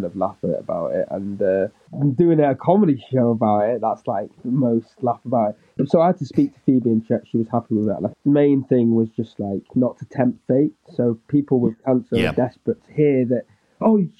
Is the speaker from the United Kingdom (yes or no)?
yes; Manchester, North West England, United Kingdom; also born or lived in Stockport; because I'm from Manchester. But I was born in Stockport, in a hospital in Stockport